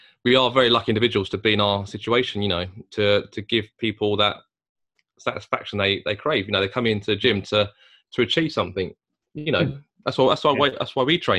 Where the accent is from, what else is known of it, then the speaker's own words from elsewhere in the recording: Chatham, South East England, United Kingdom; we're two guys from Chatham